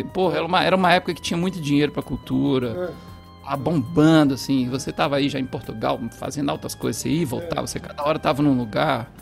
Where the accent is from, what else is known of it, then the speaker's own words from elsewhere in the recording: Passos, Minas Gerais, Brazil; Minha família, é, por parte de mãe, é fundadora de um centro de Umbanda, lá de Passos, onde eu nasci